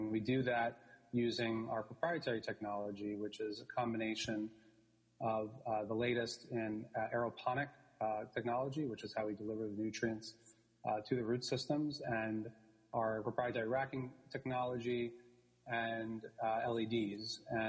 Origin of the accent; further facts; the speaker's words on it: New York City, New York, United States; I'm born and raised in New York City, grew up actually with the theater industry.